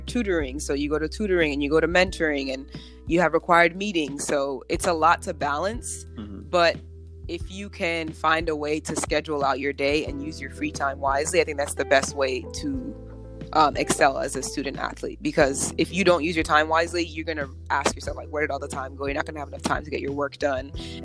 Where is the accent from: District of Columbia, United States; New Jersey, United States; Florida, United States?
New Jersey, United States; Mount Olive; moved away as an adult; also born or lived in Georgia; I'm from New Jersey, so I grew up in Mount Olive, New Jersey.